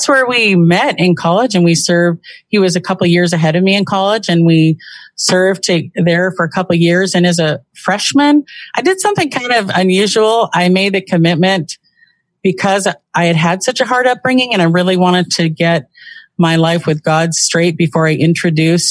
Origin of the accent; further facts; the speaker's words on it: Southern California, United States; now in Washington, United States; I was raised in Southern California from, I would say, kind of a tumbleweed childhood.